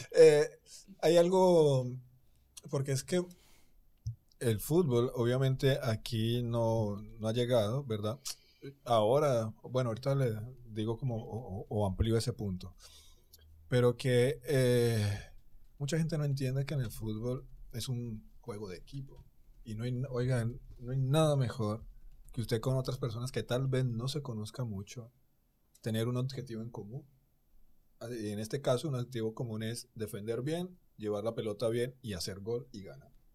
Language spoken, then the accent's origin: Spanish; Colombia; moved away as an adult; also born or lived in Argentina; now in Dominican Republic; yo soy colombiano